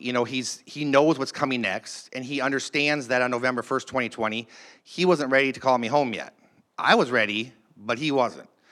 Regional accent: Duluth, Minnesota, United States; I was born in Duluth, Minnesota.

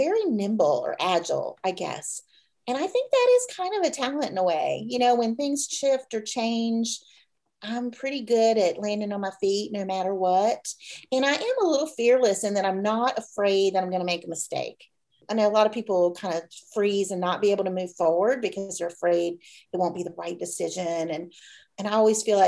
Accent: Virginia Beach, Virginia, United States; when I was a little girl, you know, I grew up in Virginia Beach, right on the coast.

